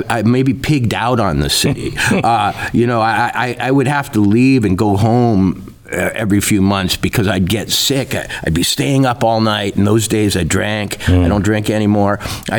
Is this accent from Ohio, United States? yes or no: no; Minnesota, United States; now in Livingston, United States; You know, I grew up in Minnesota, and like F. Scott Fitzgerald, everybody dreams of going to the big city